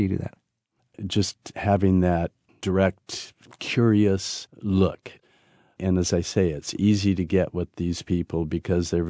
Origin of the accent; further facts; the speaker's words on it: Maasailand, Kenya; first language Maasai; English is a second language; that's in my masai language … i'm from Masailand in kenya